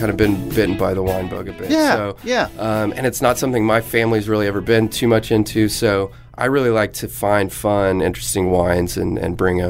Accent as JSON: {"language": "English", "town": "Edmond", "region": "Oklahoma", "country": "United States", "also_born_or_lived": "Los Angeles, California", "moved": "as an adult", "said": "I'm from Edmond."}